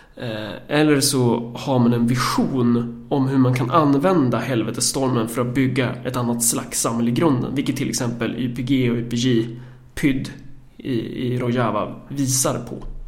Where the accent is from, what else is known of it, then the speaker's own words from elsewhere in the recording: Närke, Örebro County, Sweden; som närking